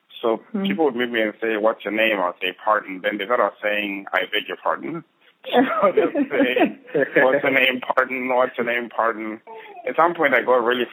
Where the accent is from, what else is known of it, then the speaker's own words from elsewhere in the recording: Bulawayo, Zimbabwe; I grew up in Zimbabwe, in a small-ish town called Bulawayo, last of 5 kids